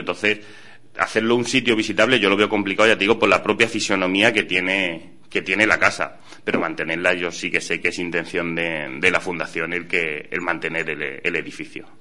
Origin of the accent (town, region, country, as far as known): Hellín, Castilla-La Mancha, Spain